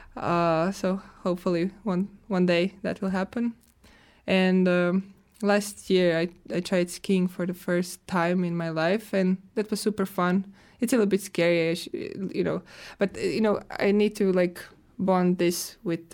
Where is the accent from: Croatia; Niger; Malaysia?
Croatia; now in Finland; I'm coming from Croatia